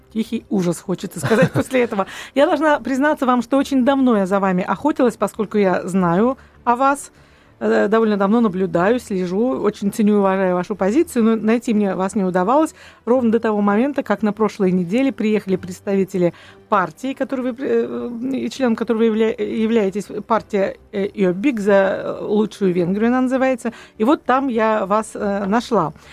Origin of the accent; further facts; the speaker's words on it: Russia; мы настолько вот россияне